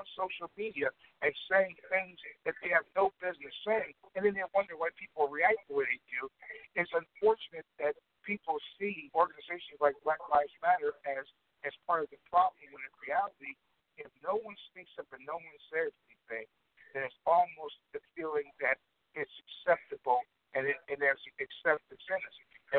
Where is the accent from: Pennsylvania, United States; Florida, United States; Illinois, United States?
Illinois, United States; Chicago; Man, like I said, I'm from Chicago, and I had to look up the young man's name.